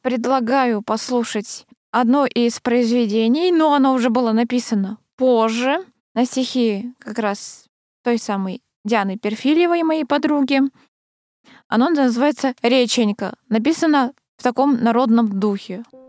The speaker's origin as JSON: {"language": "Russian", "town": "Krasnoyarsk", "region": "Krasnoyarsk Krai", "country": "Russia", "tie": "born or raised there", "moved": "yes", "said": "я же раньше э, в детстве училась в Красноярской школе сначала"}